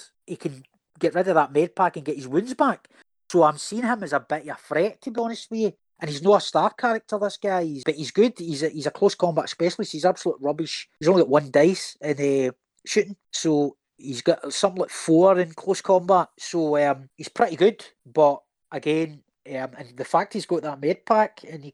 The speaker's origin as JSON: {"language": "English", "region": "Scotland", "country": "United Kingdom", "said": "I'm a Scotsman myself."}